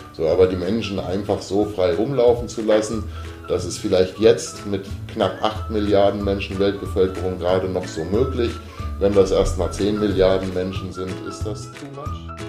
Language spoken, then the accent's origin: German; Germany; als Deutsche